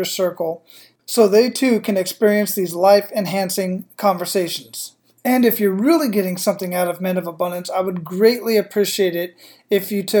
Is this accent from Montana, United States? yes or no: no; Phoenix, Arizona, United States; moved away as an adult; also born or lived in San Antonio, Texas / El Paso, Texas / Killeen, Texas; I was born and raised in Phoenix, Arizona